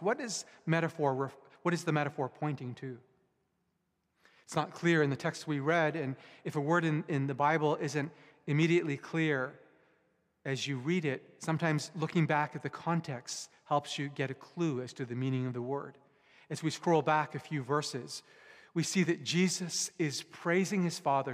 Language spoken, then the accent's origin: English; Vancouver, British Columbia, Canada; also born or lived in Japan; I was born in Japan, but I was mostly raised here in Canada, in, in Metro Vancouver